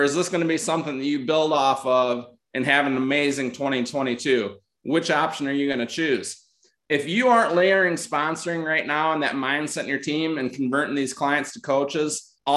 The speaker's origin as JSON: {"language": "English", "region": "Northern Michigan", "country": "United States", "said": "I'm from Northern Michigan"}